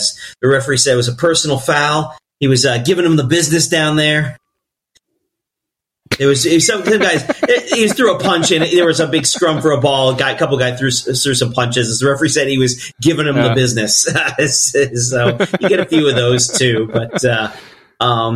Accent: United States; as an American sporting fan

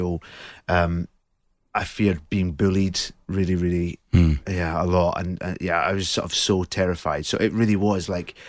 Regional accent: Scotland, United Kingdom; I think, I don't know whether it was different being in Scotland or not.

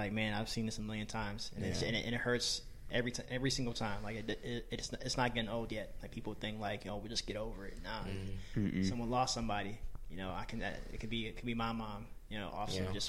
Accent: Oakland, California, United States; moved away as an adult; now in Washington, D.C., United States; I'm from Oakland, California originally. I've been out in D.C. for like 6 years

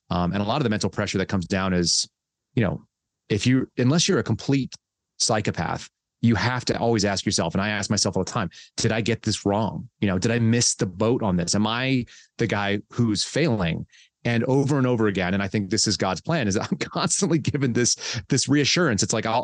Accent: Texas, United States; also born or lived in California; So I grew up in California for a couple of years, and then I moved to Texas, and my family bounced back and forth between Texas and California.

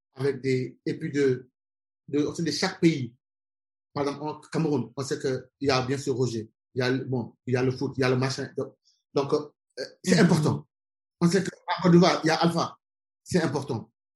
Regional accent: Senegal; moved away as an adult; also born or lived in France / Birmingham, England / Germany / Switzerland; je suis sénégalais, je, suis tout le temps au Sénégal. C'est un pays que, voilà, que j'aime, qui m'a vu naître, qui m'a vu grandir

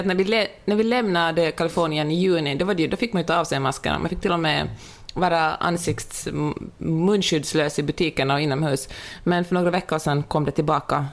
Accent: Finland; accent: Finland Swedish; moved away; also born or lived in Sweden; jag, är väldigt stolt över min finlandssvenska

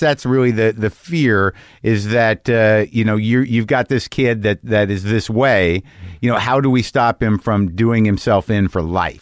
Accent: New Mexico, United States; I grew up in New Mexico

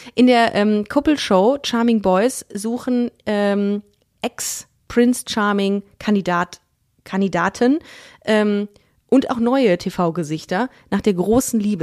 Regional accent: Düsseldorf, North Rhine-Westphalia, Germany; ich bin in Düsseldorf groß geworden, habe da auch Abi gemacht

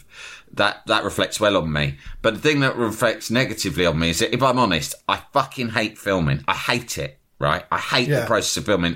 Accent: London, United Kingdom; I was from London

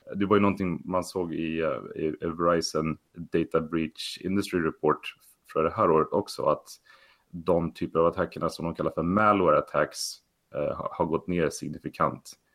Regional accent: Sweden; moved away as an adult; also born or lived in Stockholm area / US east coast; now in San Francisco, United States; som många svenskar att, att man tyckte det var lite spännande med datorer när man var liten

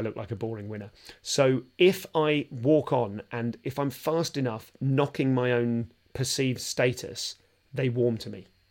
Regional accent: London, United Kingdom; I'm from London

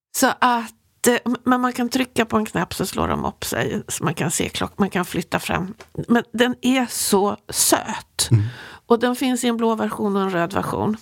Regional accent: Sweden; som svensk

